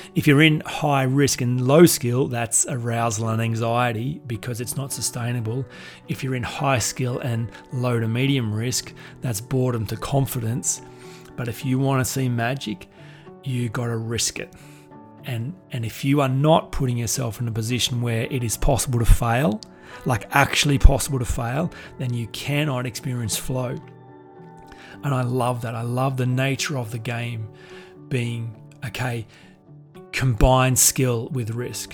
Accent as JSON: {"language": "English", "town": "Goulburn", "region": "New South Wales", "country": "Australia", "said": "I'm just from Goulburn"}